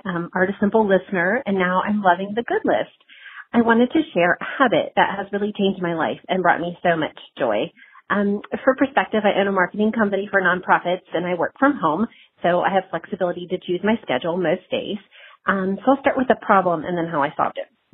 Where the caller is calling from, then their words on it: Parkersburg, West Virginia, United States; I'm calling from Parkersburg, West Virginia.